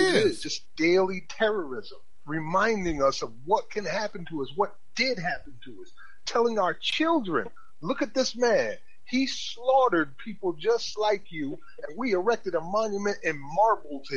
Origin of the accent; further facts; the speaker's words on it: South Carolina, United States; I'm from South Carolina. I'm here every day